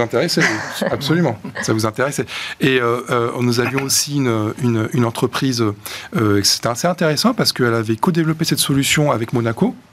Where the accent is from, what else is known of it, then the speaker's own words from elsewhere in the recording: Marseille, Provence-Alpes-Côte d'Azur, France; je suis marseillais